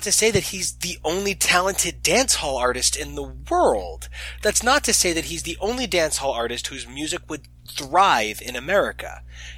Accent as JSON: {"language": "English", "country": "United States", "said": "as an American"}